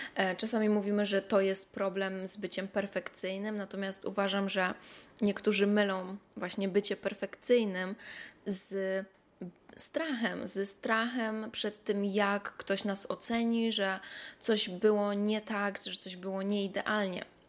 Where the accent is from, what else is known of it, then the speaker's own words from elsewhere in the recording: Poland; moved away; kiedy ja wracam do Polski, do moich starych przyjaciół